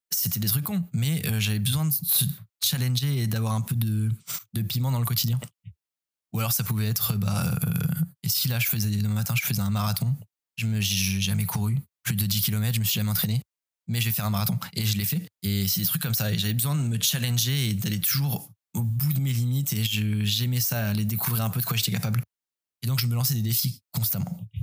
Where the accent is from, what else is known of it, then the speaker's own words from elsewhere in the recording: Paris, Île-de-France, France; la forêt à côté de chez moi à Paris